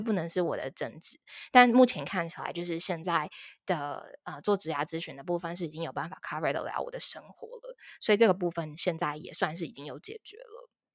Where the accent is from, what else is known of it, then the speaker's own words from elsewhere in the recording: Taipei, Taiwan; moved away as an adult; now in Tainan, Taiwan; 我是台北人，然后我之前在台北的时候，我一直都是在软体业当 H R。然后后来目前是因为家庭的关系，所以说就是我跟，呃，家人一起搬到台南